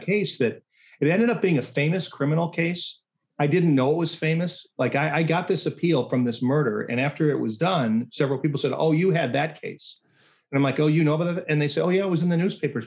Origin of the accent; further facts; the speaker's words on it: Chicago suburbs, Illinois, United States; I'm not from the south side. I grew up in the suburbs